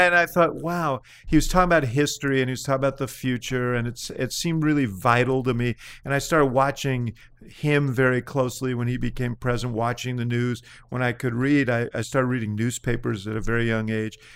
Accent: New York, United States; now in Chicago, United States; I came from New York

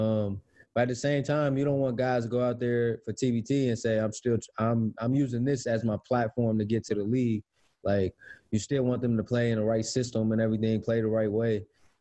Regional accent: Cincinnati, Ohio, United States; Cincinnati together, my hometown

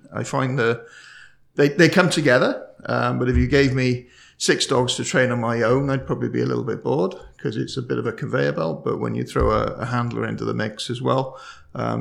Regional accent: Cardiff, Wales, United Kingdom; I'm from Cardiff in Wales, UK. So I run a training business back home

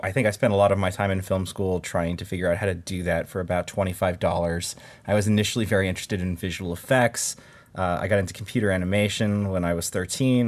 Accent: Albuquerque, New Mexico, United States; moved away as an adult; now in Los Angeles, United States; I'm originally from Albuquerque, New Mexico. I moved to Los Angeles when I was 18 to go to film school at USC

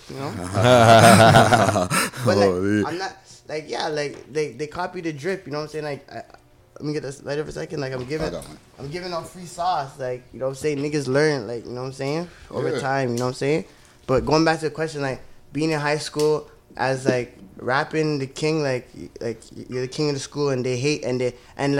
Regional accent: Toronto, Ontario, Canada; growing up in Malvern, it's scary

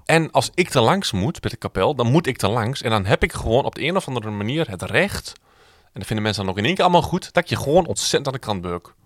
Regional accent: Twente, Overijssel, Netherlands; Ik kom uit Twente.

